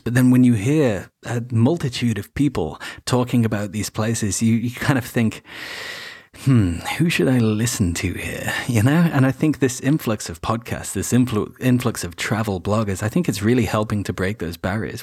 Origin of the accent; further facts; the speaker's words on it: Wales, United Kingdom; moved away; I grew up partially in Wales as well